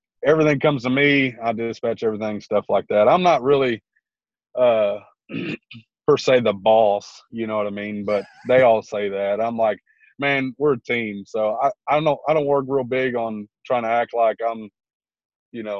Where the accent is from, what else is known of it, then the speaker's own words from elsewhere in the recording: Houston, Texas, United States; moved away as an adult; now in Arkansas, United States; I'm originally from Houston, Texas, grew up there, was there till about, I was 27